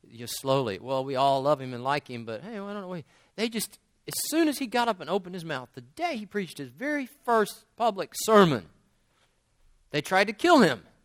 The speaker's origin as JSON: {"language": "English", "town": "West Monroe", "region": "Louisiana", "country": "United States", "tie": "born or raised there", "moved": "as an adult", "lives_now": "Turkey", "said": "I grew up in Louisiana"}